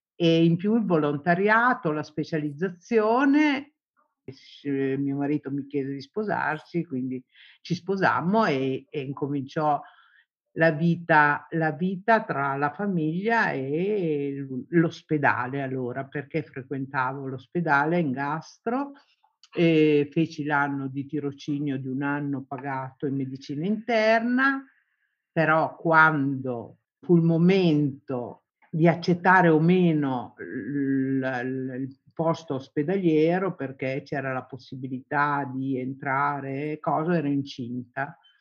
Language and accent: Italian; Southern Italy, Italy; moved away as an adult; Fui la prima donna del mio paese ad andar fuori